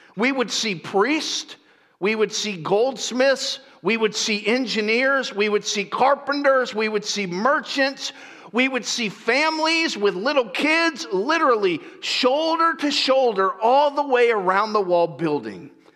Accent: Lakeland, Florida, United States; moved away; I grew up there at Central Florida, a little town called Lakeland

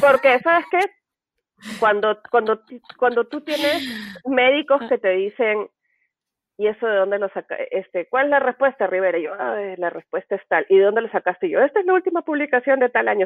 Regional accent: Peru; now in United States; como decimos en Perú

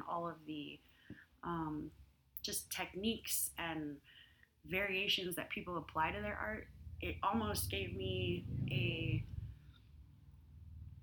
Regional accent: Albuquerque, New Mexico, United States; moved away; one of the things that I miss the most about New Mexico, specifically Albuquerque, is the Albuquerque International Balloon Fiesta with all the hot air balloons

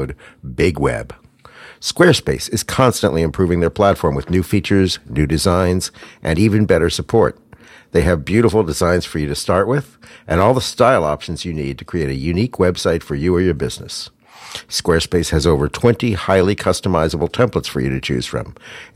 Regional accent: Pittsburgh, Pennsylvania, United States; I'm from Pittsburgh

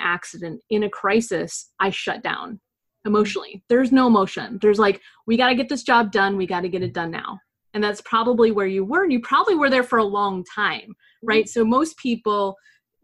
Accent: United States; as an American overseas

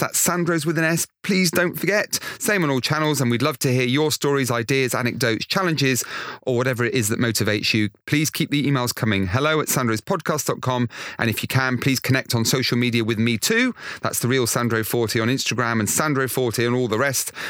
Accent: Weston-super-Mare, South West England, United Kingdom; I come from Western Supermare.

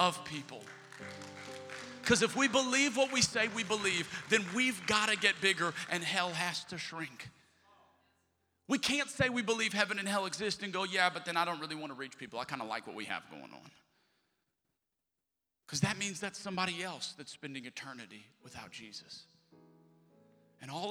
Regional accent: the South, United States; moved away as an adult; also born or lived in Alabama; now in Texas, United States; I'm from the South

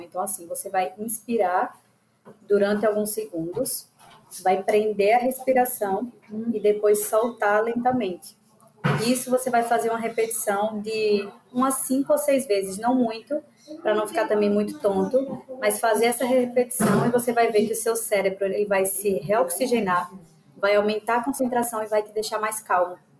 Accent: Aracaju, Sergipe, Brazil; sou de Aracaju, Sergipe.

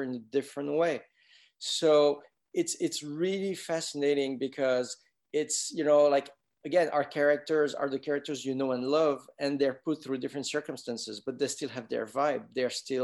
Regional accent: France; moved away; I grew up in France

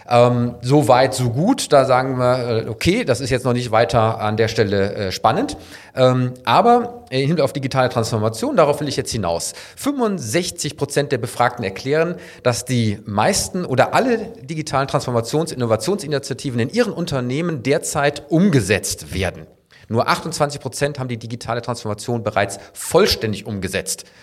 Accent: Cologne, North Rhine-Westphalia, Germany; natürlich kommen wir aus Köln und glauben, dass nur wir hier in der Domstadt den besten Karneval der Welt

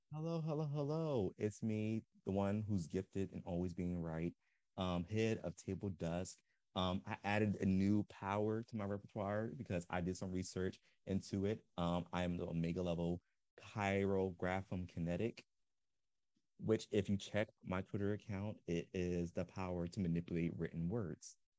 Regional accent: Philadelphia, Pennsylvania, United States; I was raised in Philly

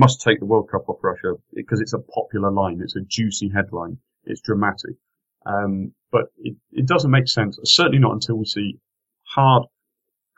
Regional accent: England, United Kingdom; I'm an Englishman.

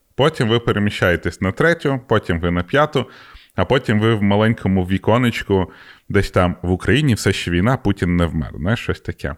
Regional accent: Ukraine; в мене паспорт український

